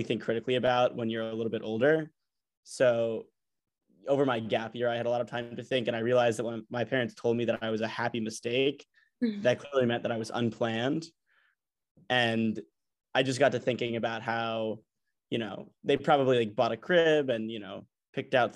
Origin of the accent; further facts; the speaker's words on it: New York City, New York, United States; also born or lived in Atlanta, Georgia; I'm 19, I'm from New York City, born in Atlanta, Georgia